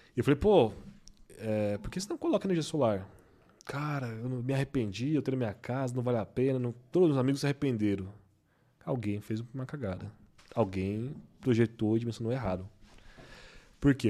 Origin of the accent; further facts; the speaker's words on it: Brazil; eu sou brasileiro